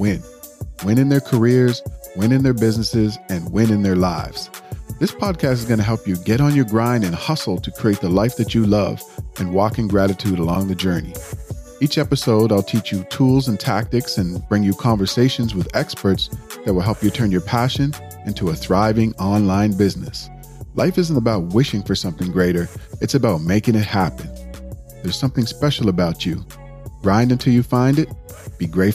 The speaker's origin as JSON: {"language": "English", "town": "Dartmouth", "region": "Nova Scotia", "country": "Canada", "tie": "born or raised there", "said": "we grew up in Dartmouth, Nova Scotia, which is, a somewhat small city in the East Coast of Canada"}